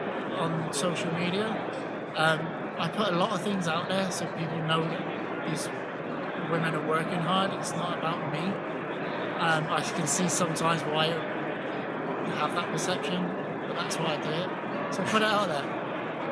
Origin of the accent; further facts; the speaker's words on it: England, United Kingdom; now in United States; I mean, I am American, but I'm also English